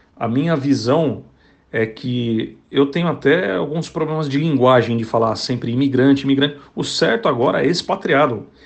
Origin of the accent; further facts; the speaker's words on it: Brazil; nós que somos brasileiros